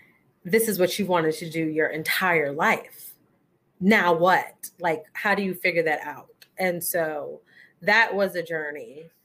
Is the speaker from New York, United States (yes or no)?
yes; Queens, New York, United States; Okay, so for the purposes of this particular episode, I am from Queens, New York, and how I got here is school. Well, to the DMV area, because I really don't know where we are.